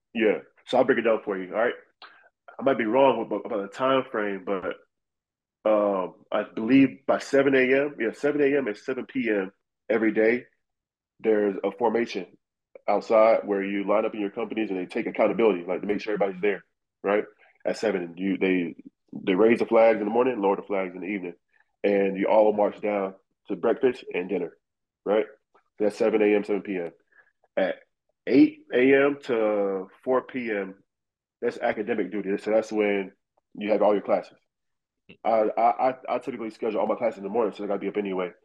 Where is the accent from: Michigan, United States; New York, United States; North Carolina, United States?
North Carolina, United States; Raleigh; it's a capital of North Carolina, but it's not a real city. Right. You know, you get a small town feel. So growing up around the neighborhood, everybody played basketball just in the street.